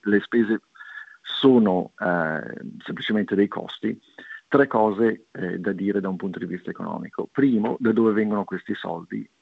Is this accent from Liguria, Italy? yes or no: yes; Liguria, Italy; da Ligure